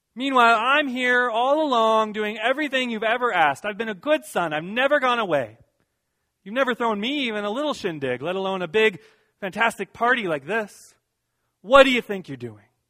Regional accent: Iowa, United States; moved away; also born or lived in San Diego, California; Now I'm from Iowa

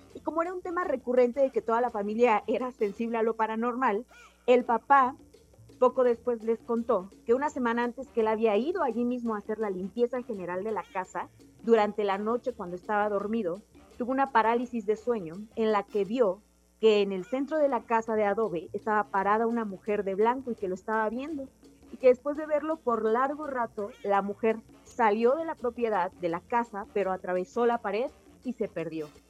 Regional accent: Oaxaca, Mexico; yo soy de Oaxaca

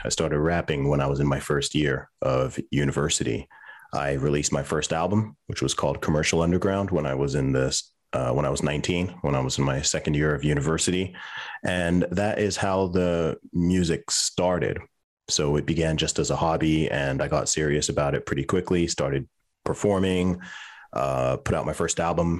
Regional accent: Saudi Arabia; moved away as an adult; also born or lived in England / United Kingdom; So I was born in England. When I was a baby, my family moved to Saudi Arabia. So that's where I was raised, and I went to school there until the age of 11, but actually lived in the country technically until I was 20.

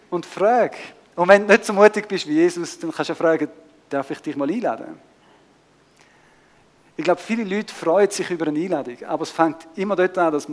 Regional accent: Switzerland; wir kommen aus der Schweiz, leben ein bisschen in der Nachbarschaft

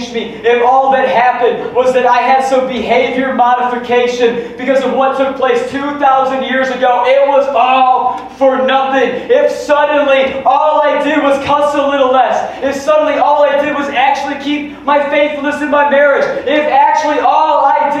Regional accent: West Michigan, United States; we're from West Michigan

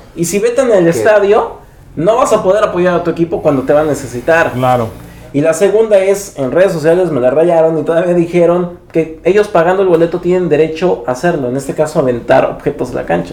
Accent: Tijuana, Baja California, Mexico; Yo soy de Tijuana. Ellos ya cuando se cambiaron a vivir aquí en la ciudad de Tijuana, yo nací aquí.

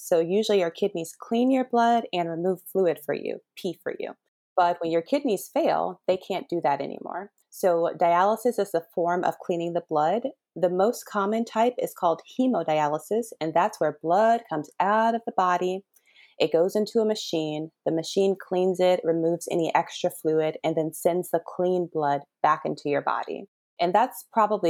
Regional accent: Harvey, Illinois, United States; moved away as an adult; now in Los Angeles, United States; I grew up in a place called Harvey, Illinois

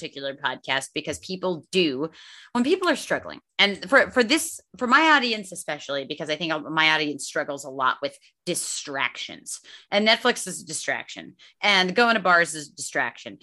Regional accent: Northeast Pennsylvania, United States; moved away; I grew up in Northeast Pennsylvania

